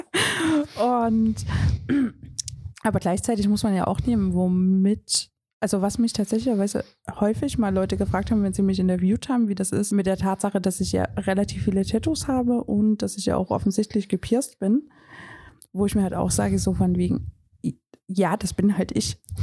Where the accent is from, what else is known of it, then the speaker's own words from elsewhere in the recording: Riesa, Saxony, Germany; ich komme ja gebürtig aus Riesa